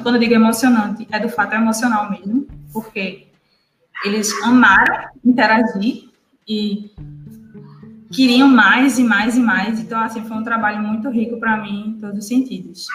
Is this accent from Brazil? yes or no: yes; Northeast Brazil, Brazil; como nordestina